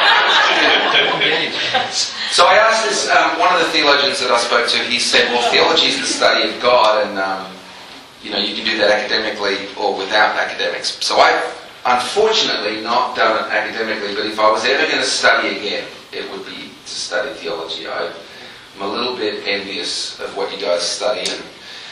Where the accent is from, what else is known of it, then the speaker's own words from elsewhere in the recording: Melbourne, Victoria, Australia; moved away as an adult; also born or lived in England; now in Nashville, United States; I was born in England, grew up in Australia, in Melbourne, Australia, and now I've been living in Nashville, Tennessee for 15 years